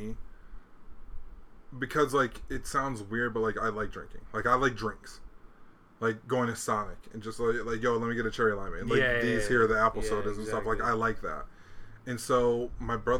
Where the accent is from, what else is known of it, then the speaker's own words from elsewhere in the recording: Hawaii, United States; moved away; I'm from Hawaii.